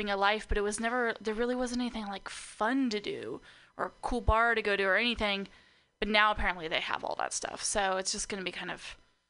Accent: Napa, California, United States; moved away as an adult; now in Portland, United States; I was born and raised in Napa, California

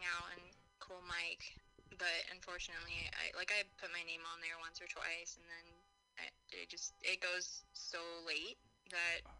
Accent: Bay Area, California, United States; I'm from the Bay Area

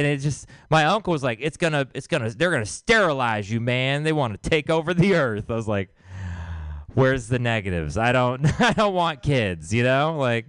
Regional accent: Texas, United States; I'm from Texas. Thank you. We're doing God's work.

